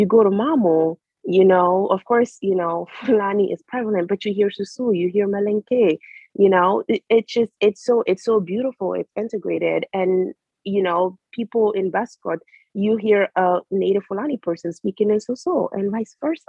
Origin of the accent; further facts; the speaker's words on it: Conakry, Guinea; now in United States; I loved growing up in Guinea. I miss my childhood in Guinea so bad